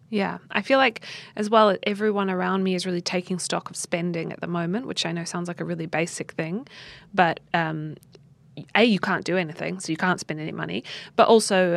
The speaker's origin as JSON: {"language": "English", "country": "New Zealand", "moved": "yes", "said": "in New Zealand, in my home country"}